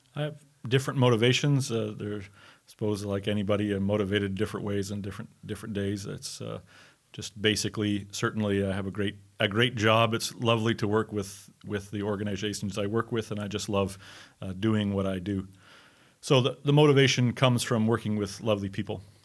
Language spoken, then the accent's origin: English; Montreal, Quebec, Canada; I'm from Montreal in Canada. I'm a Canadian